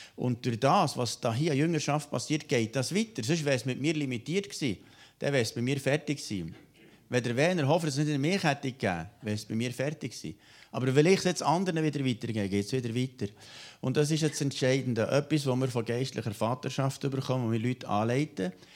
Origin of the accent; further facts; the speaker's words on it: Switzerland; bei uns in der Schweiz